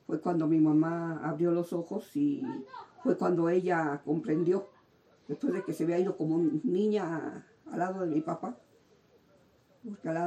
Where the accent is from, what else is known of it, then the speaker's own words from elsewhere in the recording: Tlalnepantla, State of Mexico, Mexico; Llegamos porque este, veníamos de Sonora, venía mi mamá y mi papá de Sonora, y fue cuando se establecieron ahí en, Tlanepantla. Y yo ya venía de dos años, pero yo nací en el DF